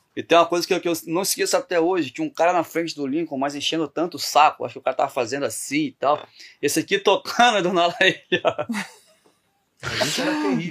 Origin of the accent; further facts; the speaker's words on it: Campos, Brazil; eu sou de Campos